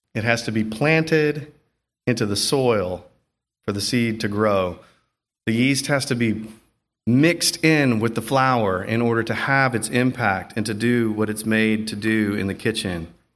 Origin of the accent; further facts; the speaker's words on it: the South, United States; I'm from the South